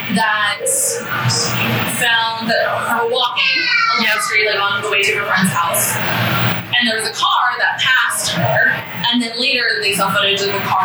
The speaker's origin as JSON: {"language": "English", "town": "Moreno Valley", "region": "California", "country": "United States", "tie": "born or raised there", "moved": "yes", "said": "I'm from California originally."}